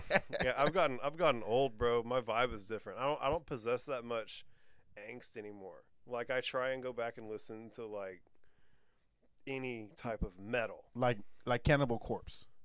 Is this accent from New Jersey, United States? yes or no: no; Plantersville, Texas, United States; born or raised there; also born or lived in Austin, Texas